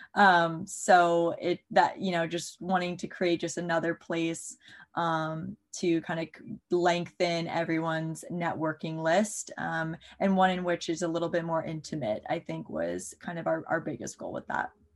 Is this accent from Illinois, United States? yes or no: no; Maryland, United States; also born or lived in Tennessee; I'm from Maryland, uh, so right outside of the DC